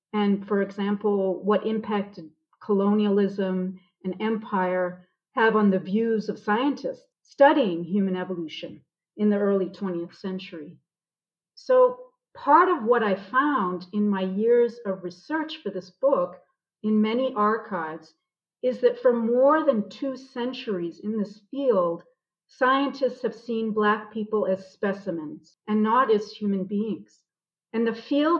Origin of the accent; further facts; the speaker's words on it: Boston, Massachusetts, United States; moved away as an adult; now in South Africa; I'm originally from Boston.